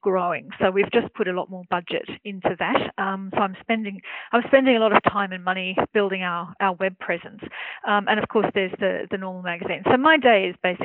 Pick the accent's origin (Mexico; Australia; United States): Australia; accent: Australian; now in Germany; I'm an Australian journalist, as you can probably tell by my accent, but I live and I work in Germany.